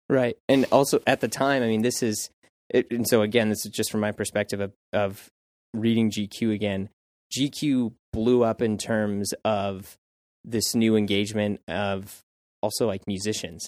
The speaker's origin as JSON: {"language": "English", "town": "St. Louis", "region": "Missouri", "country": "United States", "tie": "born or raised there", "moved": "as an adult", "lives_now": "New York, United States", "said": "I was in Saint Louis"}